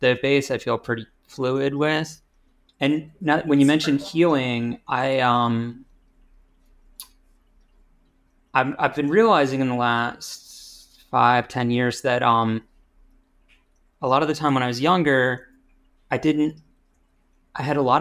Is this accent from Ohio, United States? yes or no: no; Rochester, New York, United States; now in Pittsburgh, United States; When I was growing up, I spent most of the time at my dad's house in the suburbs of Rochester, New York, which is sort of near Buffalo